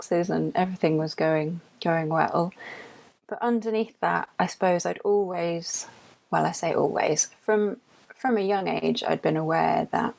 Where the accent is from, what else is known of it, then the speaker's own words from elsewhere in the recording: London, United Kingdom; now in Yorkshire, United Kingdom; this is not a Yorkshire accent. I am from London